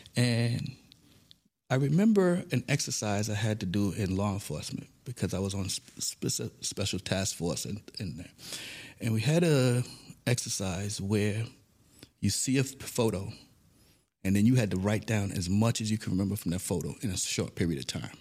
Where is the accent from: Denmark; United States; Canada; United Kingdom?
United States; New York City, New York; also born or lived in Saint Thomas, U.S. Virgin Islands / Harlem, New York / Binghamton, New York; now in United Arab Emirates; Grew up in the Bronx, New York. I was born in Saint Thomas, Virgin Islands. Then moved to Harlem, New York. We later moved to the Bronx, where I pretty much got all my education in the Bronx